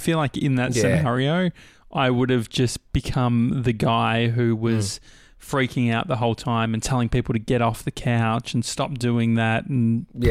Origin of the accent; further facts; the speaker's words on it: Dandenong, Victoria, Australia; I grew up near Dandenong